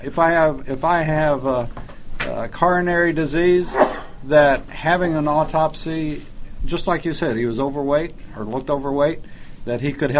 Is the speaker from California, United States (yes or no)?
no; Texas, United States; As you know, I'm from Texas